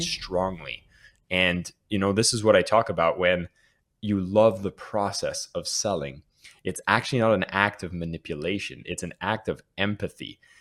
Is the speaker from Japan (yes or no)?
no; Canada; now in Bali, Indonesia; being Canadian